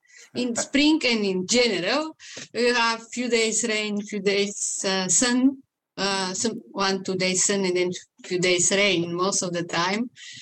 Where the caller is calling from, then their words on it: Vancouver, British Columbia, Canada; I'm located in Vancouver, Canada, in BC, British Columbia.